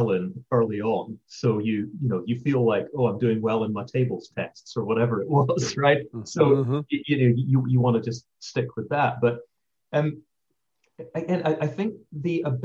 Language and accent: English; St Andrews, Scotland, United Kingdom; moved away as an adult; now in United States; I grew up in St. Andrews, Scotland